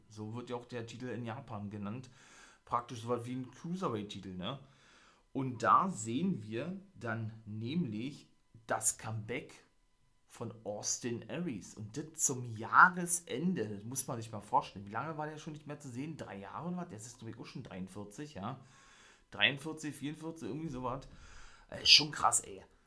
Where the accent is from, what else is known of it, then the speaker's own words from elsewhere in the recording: Germany; bei uns in Deutschland, in Berlin